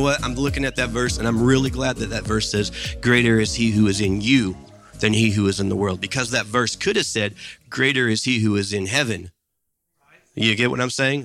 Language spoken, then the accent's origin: English; Midwest, United States; there was a time in my life growing up in the Midwest in the eighties and nineties